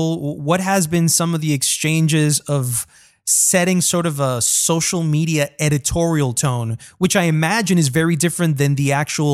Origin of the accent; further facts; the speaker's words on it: New York, United States; also born or lived in Barranquilla, Colombia; But myself, I was born in New York, but I consider myself Colombian American.